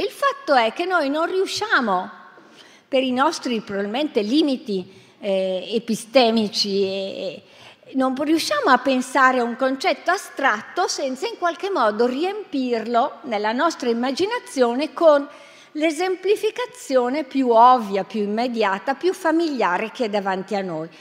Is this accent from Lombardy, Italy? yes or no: yes; Bergamo, Lombardy, Italy; Vengo da Bergamo